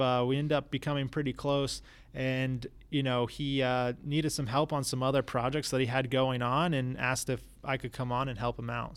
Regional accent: New Smyrna Beach, Florida, United States; also born or lived in Tampa Bay area; I was raised in New Smyrna Beach, Florida, you know, small little town on the East Coast

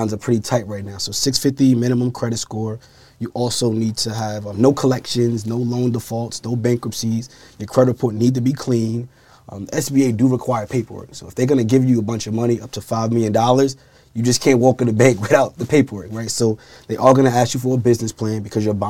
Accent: New York City, New York, United States; 30 years old, born and raised in Brooklyn, New York.

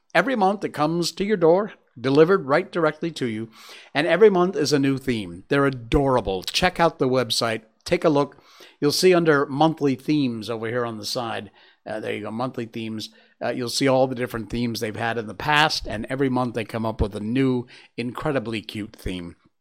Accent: Cornwall, Connecticut, United States; also born or lived in Torrington, Connecticut; My hometown's actually Cornwall, Connecticut

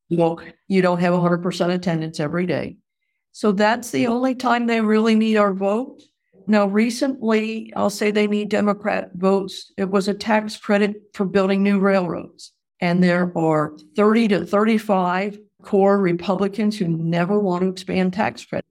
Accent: New England, United States; moved away as an adult; also born or lived in Wisconsin; now in Missouri, United States; I grew up in New England

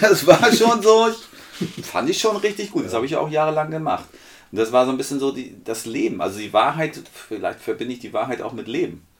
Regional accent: Northern Germany, Germany; wo ich herkomme

